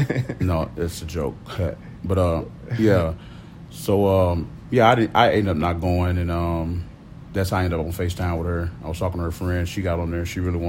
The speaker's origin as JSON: {"language": "English", "town": "Miami", "region": "Florida", "country": "United States", "said": "Yeah, I'm up here from Miami."}